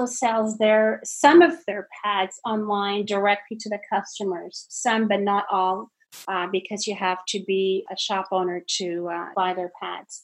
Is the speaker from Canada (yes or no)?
yes; Canada; now in Germantown, United States; I'm originally from Canada.